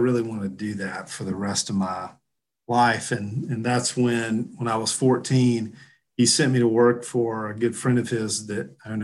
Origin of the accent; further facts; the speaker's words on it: the South, United States; I'm from the South, you know, we're big in the shagging and the oldies down here.